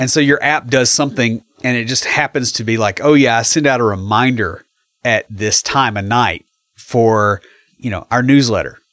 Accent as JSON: {"language": "English", "town": "McMinnville", "region": "Tennessee", "country": "United States", "tie": "born or raised there", "said": "I grew up in McMinnville, so I'm, you know, I grew up seventy miles southeast of here."}